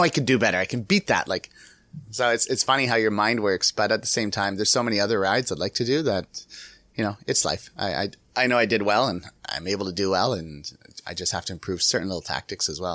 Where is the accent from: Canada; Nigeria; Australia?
Canada; I'm from Canada